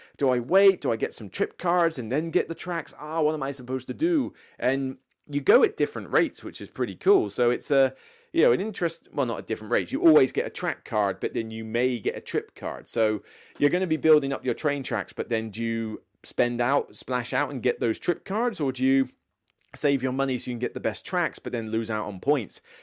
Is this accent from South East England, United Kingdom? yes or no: no; Taunton, South West England, United Kingdom; moved away as an adult; Taunton is my hometown.